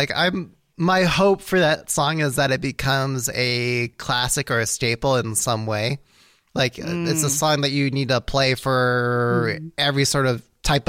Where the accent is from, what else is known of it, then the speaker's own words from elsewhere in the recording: California, United States; as a Californian